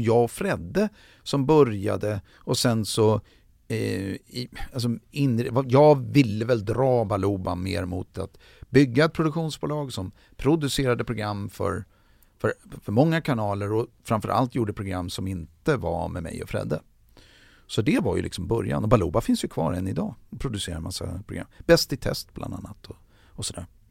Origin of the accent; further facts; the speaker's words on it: Sweden; moved away as an adult; now in Los Angeles, United States; som svensk